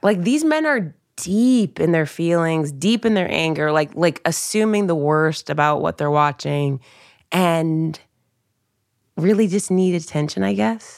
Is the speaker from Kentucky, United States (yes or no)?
no; Dayton, Ohio, United States; moved away; I grew up in Dayton, Ohio